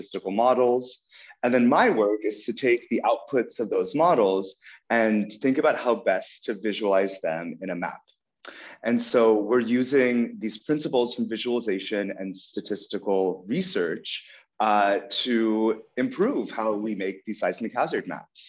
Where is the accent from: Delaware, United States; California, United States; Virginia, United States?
California, United States; Northern; moved away as an adult; also born or lived in Ukraine / London, United Kingdom; now in Berlin, Germany; We settled in Northern California near San Francisco when I was seven. So I grew up in Northern California